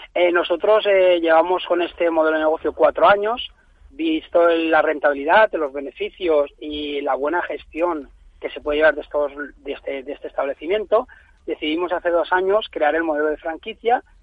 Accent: Valencia, Valencian Community, Spain; nosotros somos de Valencia

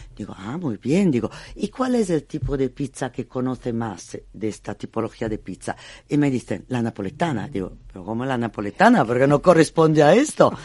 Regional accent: Bologna, Emilia-Romagna, Italy; Spanish is a second language; now in Spain; Yo vengo de Bolonia, soy emiliana

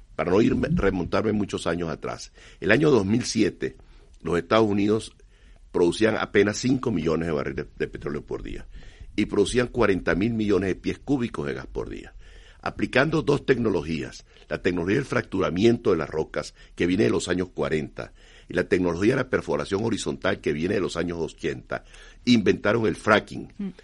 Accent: Venezuela; Yo soy venezolano

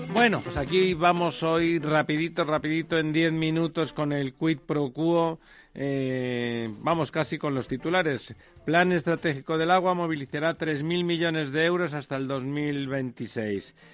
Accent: Catalonia, Spain; Yo soy catalán de los constitucionalistas

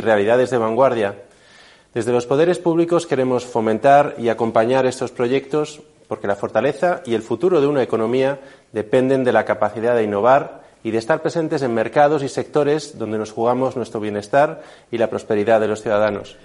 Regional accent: Spain; como españoles

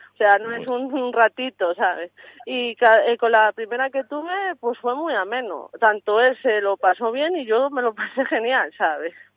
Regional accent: Santa Colomba de Sanabria, Castile and León, Spain; Yo soy de Santa Colomba de Sanabria, Zamora

